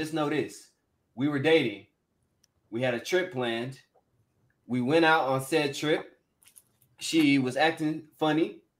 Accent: San Antonio, Texas, United States; moved away; we're in my hometown, mind you. She's never been to Texas before. I brought her to San Antonio. I let her see where I'm really from.

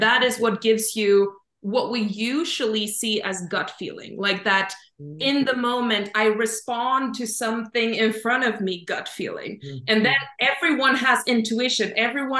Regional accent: Sweden; I'm from Sweden

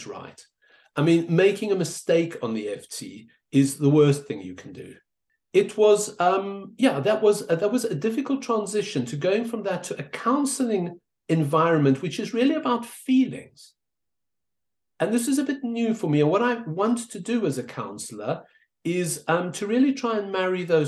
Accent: South Africa; moved away; I was an immigrant. I grew up in South Africa, as you can hear.

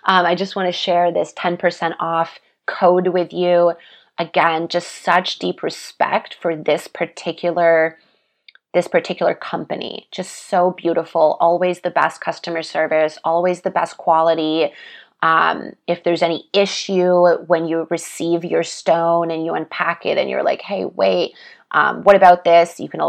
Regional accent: Russia; born there; especially because I was born in Russia. So the Siberian jade, I feel it connects me to that land and to my roots.

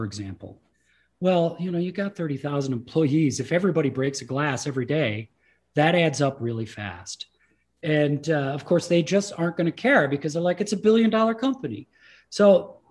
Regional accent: Midwest, United States; first language English; I grew up in the Midwest.

